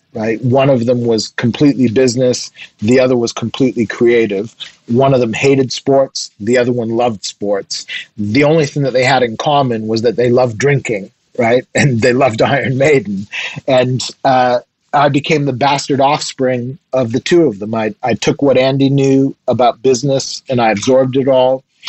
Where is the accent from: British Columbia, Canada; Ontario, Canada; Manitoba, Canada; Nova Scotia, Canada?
Nova Scotia, Canada; also born or lived in Quebec; I was born in a mining town in Quebec that doesn't exist anymore. When the when the mine dried up, the people dried up too. Um, so I ended up being raised in Nova Scotia